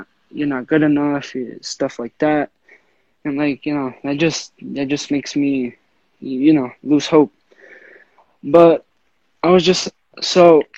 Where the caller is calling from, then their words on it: Rhode Island, United States; I'm 16 years old, about to turn 17 July 31st. I'm coming from Rhode Island.